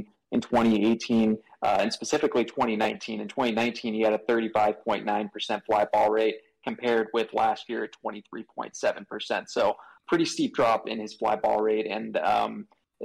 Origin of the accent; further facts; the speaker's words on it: Southern California, United States; moved away as an adult; now in Washington, D.C., United States; I'm originally from Southern California